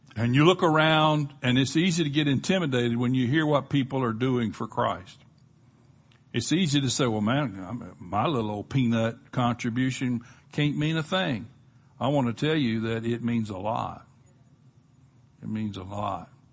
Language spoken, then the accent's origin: English; Gulf of Mexico, Gulf Coast, United States; where we grew up on the Gulf of Mexico